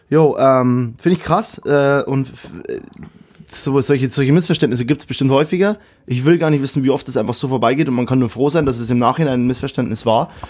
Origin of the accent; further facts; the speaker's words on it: Kelheim, Bavaria, Germany; Ich komme, äh, Kehlheim hat 18.000 und das Dorf, wo ich ursprünglich herkomme, ist Illerstein. Das sind, kann das längste Dorf Bayerns übrigens.